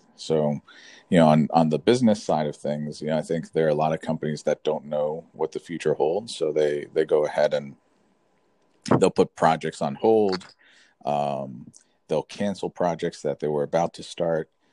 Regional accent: Florida, United States; moved away as an adult; also born or lived in California; I was born and raised in Florida, so I came back to Florida

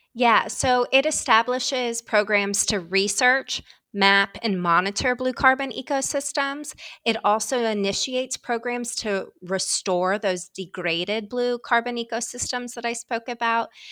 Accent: Ohio, United States; moved away as an adult; now in Washington, D.C., United States; I'm from Ohio

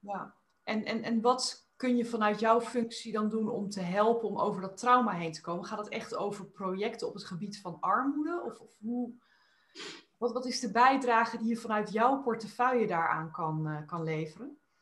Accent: Netherlands; als Nederlanders

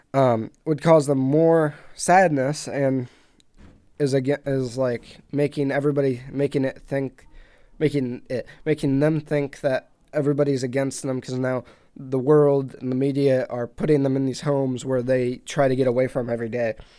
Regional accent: United States; I'm American

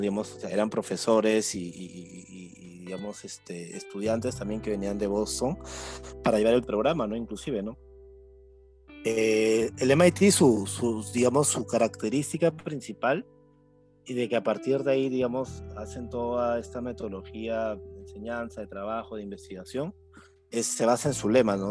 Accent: Piura, Peru; yo soy un joven piurano

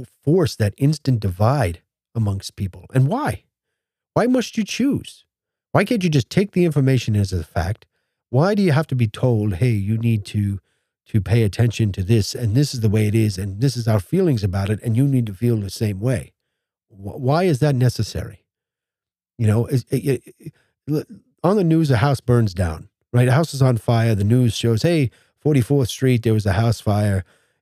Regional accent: United States; as an American

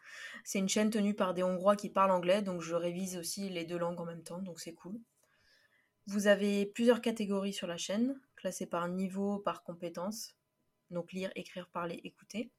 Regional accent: Paris, Île-de-France, France; also born or lived in Florida, United States; je viens de Paris, France

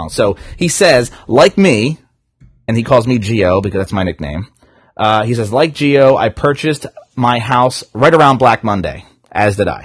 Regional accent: New Jersey, United States; and I'm from Jersey, so it's water.

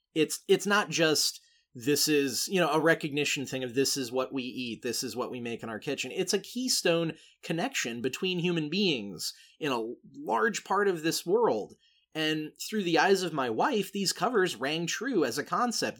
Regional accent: Laika's headquarters town, Oregon, United States; my hometown

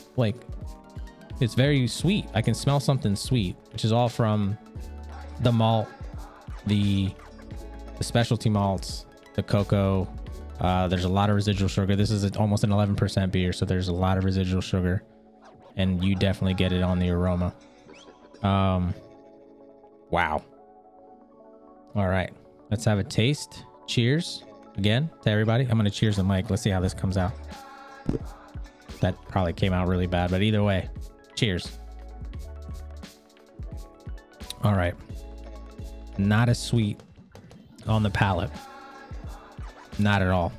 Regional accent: Maryland, United States; born or raised there

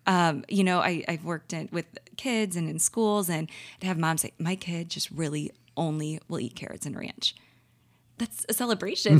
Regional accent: St. Louis, Missouri, United States; living, born and raised in Saint Louis

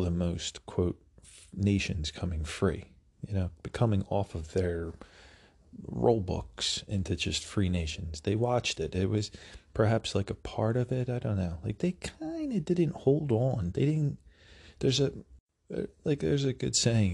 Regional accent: United States; as an American

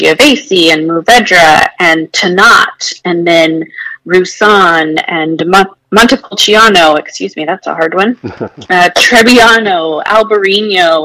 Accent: Paso Robles, California, United States; now in Texas, United States; I'm from Paso Robles

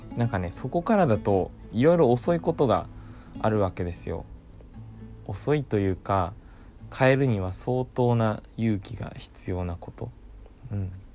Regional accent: Ōki, Fukuoka, Japan; 僕ね、福岡県の大木町っていう小さなね、町の出身なんです

